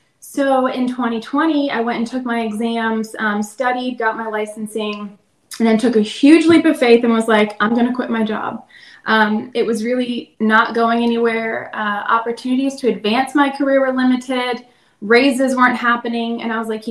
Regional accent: Lewes, Delaware, United States; moved away as an adult; also born or lived in Virginia; I'm originally from a small town in Delaware. It's called Lewis Beach. So I grew up there, and what brought me to Virginia was college

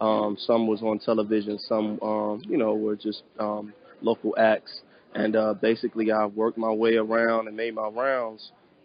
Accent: Chicago, Illinois, United States; I'm from the south suburbs outside the city of Chicago, so I spent a lot of time growing up in the burbs as well as, growing up in the city, too.

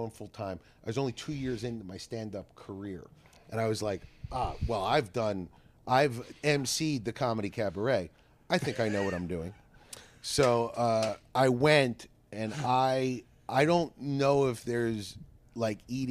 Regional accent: United States; I'm still from Philly or South Jersey

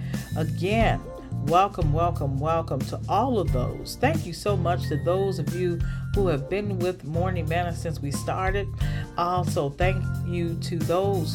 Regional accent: the South, United States; growing up in the South and at my grandmother's church

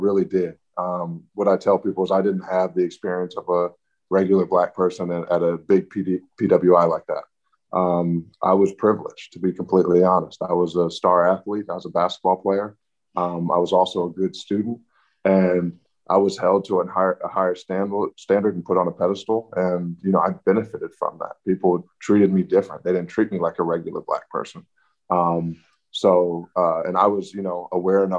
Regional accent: Atlanta, Georgia, United States; I grew up in Atlanta, which everybody knows is a lot of Black people doing really well for themselves

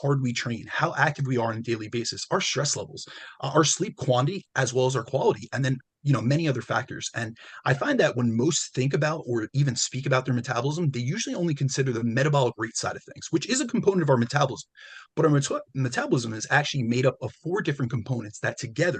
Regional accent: New Jersey, United States; I'm Italian. So, you know, I'm from Jersey too

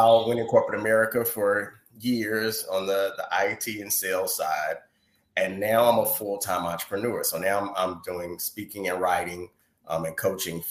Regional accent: North Carolina, United States; I was born and raised in North Carolina

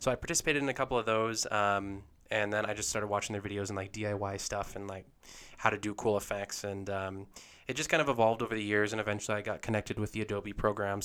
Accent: Lehi, Utah, United States; I was born and raised in Lehigh here in Utah

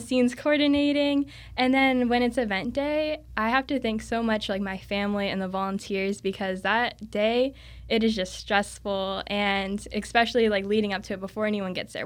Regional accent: Cocoa Beach, Florida, United States; I'm from the Cocoa Beach area, so a lot of people surf over there

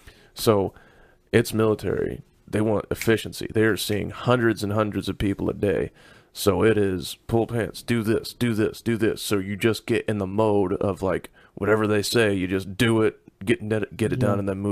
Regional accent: the South, United States; I'm from the South. I'm just being polite there, Sugar Plum.

